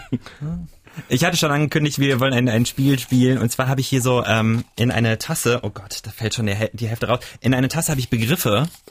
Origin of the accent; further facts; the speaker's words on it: Wiesbaden, Hesse, Germany; in Wiesbaden, wo ich herkomme